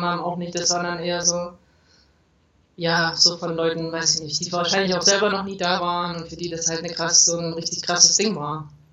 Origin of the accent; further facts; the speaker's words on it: Thuringia, Germany; moved away as an adult; also born or lived in Leipzig / Jena / Hamburg; now in Querétaro, Mexico; Also geboren bin ich in Leipzig und aber aufgewachsen in Thüringen